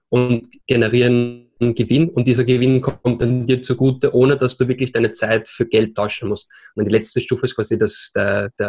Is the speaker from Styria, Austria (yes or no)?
no; Vienna, Austria; accent: Austrian; now in Barcelona, Spain; Äh, ich bin gebürtiger Österreicher aus Wien. Hört man vielleicht an meinem Akzent. Lebe aber jetzt seit drei Jahren schon hier in Barcelona